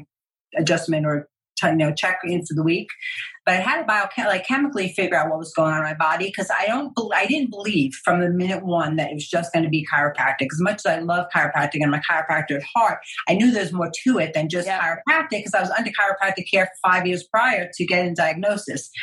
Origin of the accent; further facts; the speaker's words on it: New York, United States; I'm Italian, I'm from New York.